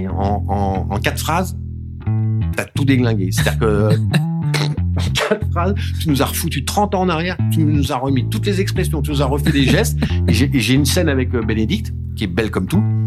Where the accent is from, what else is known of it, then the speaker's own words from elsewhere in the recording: Vernon, Normandy, France; c'est ma ville, euh, c'est ma ville natale. Euh, j'y suis né